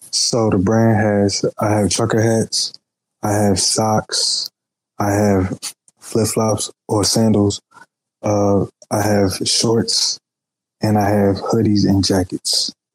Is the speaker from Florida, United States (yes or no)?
no; Philadelphia, Pennsylvania, United States; also born or lived in Charlotte, North Carolina; now in Atlanta, United States; Originally Philadelphia, but I live half my life in well, a little bit more than half my life in Charlotte, North Carolina, and I'm currently living in Atlanta, Georgia, right now